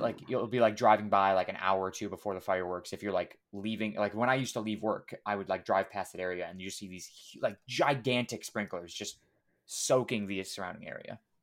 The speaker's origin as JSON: {"language": "English", "country": "United States", "said": "we're all American"}